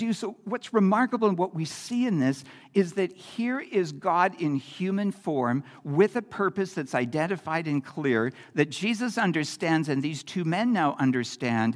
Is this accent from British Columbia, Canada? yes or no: yes; Campbell River, British Columbia, Canada; as a kid growing up in Campbell River